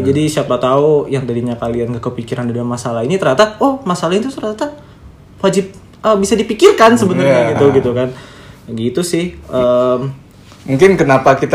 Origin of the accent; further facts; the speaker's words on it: Sumatra, Indonesia; born there; ini kan gue orang Jawa yang kelahiran